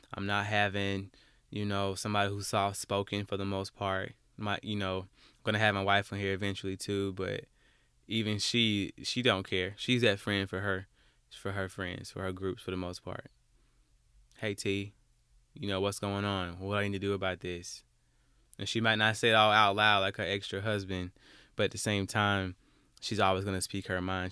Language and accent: English; Alabama, United States; I'm from Alabama